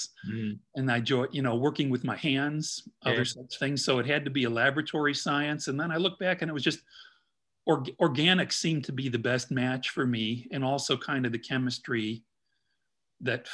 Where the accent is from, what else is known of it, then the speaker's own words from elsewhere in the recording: Midwest, United States; now in Indianapolis, United States; being a Midwesterner, it was really great for me to be able to relocate to Indianapolis and be near family in Chicago